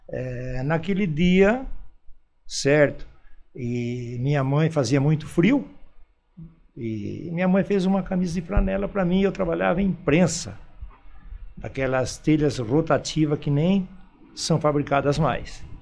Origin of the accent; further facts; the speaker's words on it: Campinas, São Paulo, Brazil; now in Indaiatuba, Brazil; Eu vim de Campinas, né? No ano de 57 é, vim lá para a Fazenda Pimenta, que meu pai era arrendatário de olaria, né?